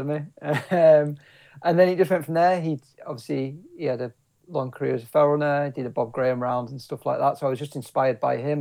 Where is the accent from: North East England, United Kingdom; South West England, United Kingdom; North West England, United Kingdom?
North West England, United Kingdom; Kendal; I was born and bred in the Lake District, so I was born in Kendal